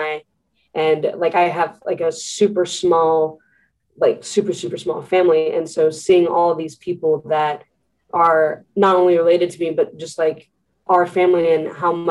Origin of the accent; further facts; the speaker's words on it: Kansas City, United States; I was born in Kansas City, and I had actually lived with my biological mom until I was about 2 years old.